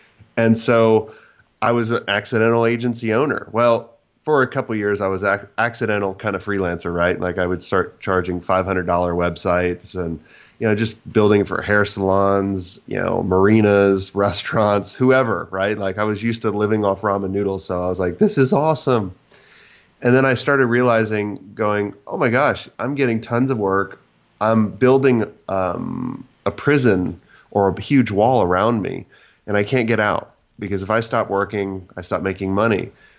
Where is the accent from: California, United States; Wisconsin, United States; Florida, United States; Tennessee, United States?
Florida, United States; Yeah. So I grew up in Florida, and I went to Florida State